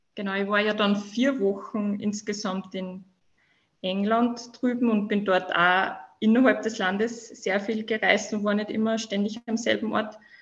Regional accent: Upper Austria, Austria; komme aus dem schönen Oberösterreich

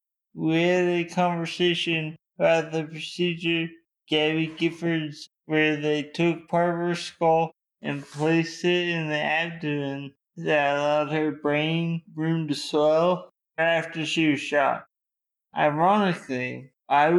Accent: Ohio, United States; moved away as an adult; also born or lived in Chicago; I grew up in Ohio

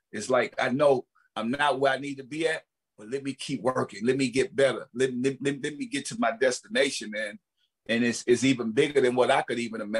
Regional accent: the South, United States; I'm from the South. We all look alike.

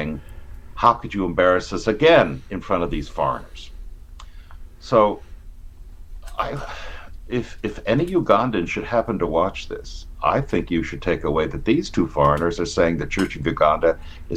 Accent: United States; I'm an American. I'm not an Australian

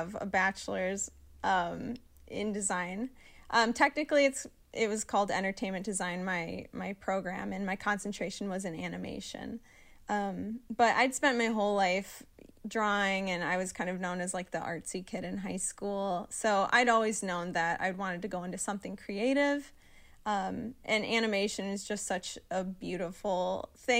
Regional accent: southeast Wisconsin, United States; moved away as an adult; now in Michigan, United States; I'm from, like, southeast Wisconsin

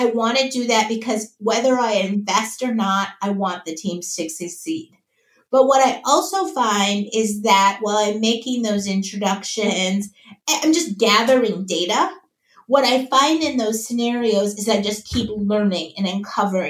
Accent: Minnesota, United States; moved away as an adult; also born or lived in Wisconsin / New York; now in Austin, United States; I grew up in Minnesota

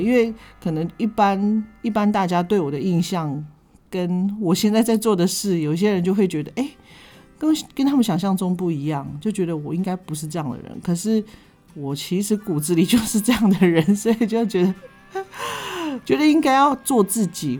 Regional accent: Pingtung County, Taiwan; also born or lived in Chaozhou, Pingtung; 南部，就是我们屏东这边

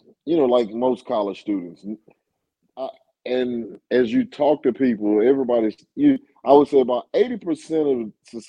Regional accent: Nashville, Tennessee, United States; Born and raised in Nashville, Tennessee. Both of my parents are HBCU alums.

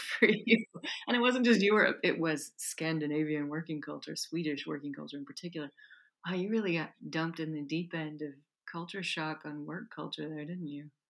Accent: United States; moved away; I grew up in the United States

